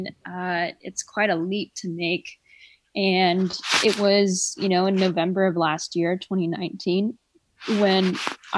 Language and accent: English; Southern California, United States; now in San Francisco, United States; I was born in Southern California, raised in Southern California, most of my life by a single mom